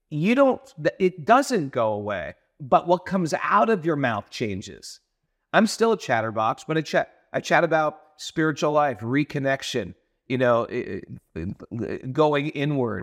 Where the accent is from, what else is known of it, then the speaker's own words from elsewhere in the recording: Connecticut, United States; also born or lived in New York; I never had a papaya or a avocado growing up in New York, in Connecticut.